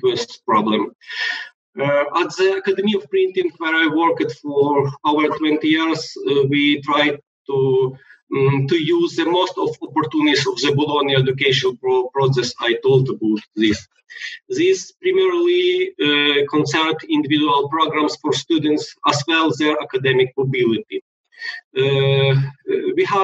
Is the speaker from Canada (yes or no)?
no; Lviv, Lviv Oblast, Ukraine; in my hometown, a lot of jobs are provided by the IT industry